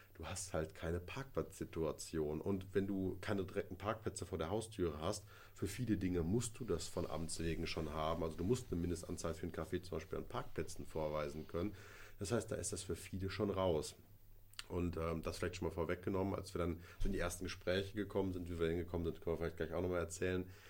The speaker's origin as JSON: {"language": "German", "town": "Kleve", "region": "North Rhine-Westphalia", "country": "Germany", "tie": "born or raised there"}